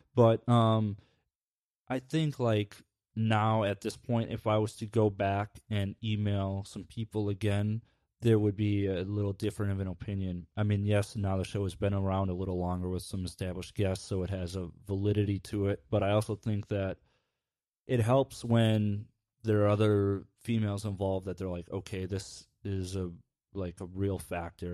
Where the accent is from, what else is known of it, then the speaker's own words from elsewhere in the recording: Midwest, United States; growing up in the Midwest